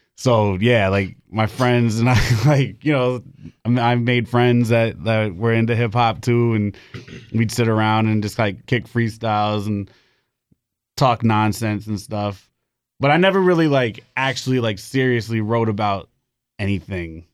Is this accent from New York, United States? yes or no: yes; New York City, New York, United States; moved away as an adult; now in Raleigh, United States; I'm from the Bronx. Moved down here to Raleigh, like, five years ago